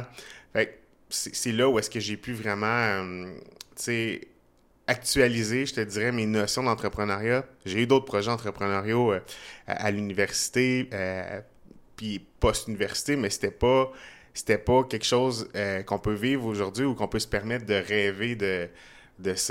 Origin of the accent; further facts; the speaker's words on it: Trois-Rivières, Quebec, Canada; now in Montreal, Canada; je suis né à Montréal, j'ai grandi à Trois-Rivières, je suis resté pendant 10 euh, ans à peu près à Québec